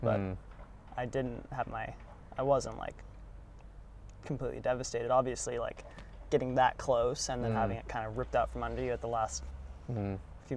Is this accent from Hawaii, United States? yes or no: yes; Kauai, Hawaii, United States; also born or lived in Santa Cruz, California; I was 3 when we moved, so Hawaii's kind of just been my home